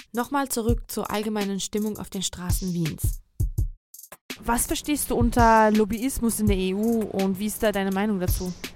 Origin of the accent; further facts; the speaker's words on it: Georgia; moved away; also born or lived in Hungary; in meinem Heimatland